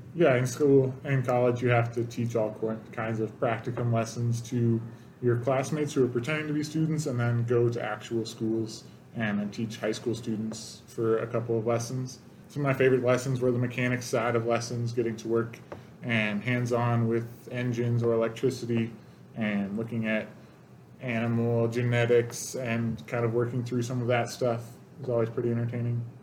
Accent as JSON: {"language": "English", "town": "Salinas", "region": "California", "country": "United States", "tie": "born or raised there", "moved": "as an adult", "lives_now": "Montana, United States", "said": "I'm from California, Salinas, California. It's the vegetable capital of the world"}